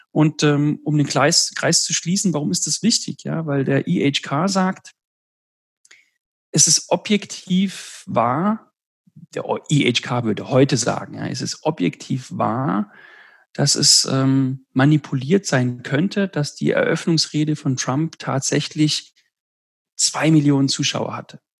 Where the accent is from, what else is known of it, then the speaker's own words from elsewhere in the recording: Southern Italy, Italy; Also in Süditalien, wo ich herkomme, hat sich 2000 Jahre lang in manchen Dörfern das Griechische gehalten.